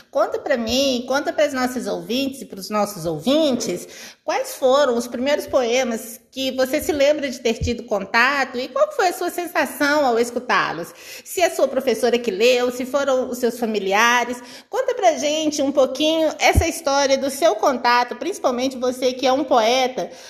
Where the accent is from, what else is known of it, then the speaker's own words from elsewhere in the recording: Minas Gerais, Brazil; E tomando um cafezinho, como bons mineiros.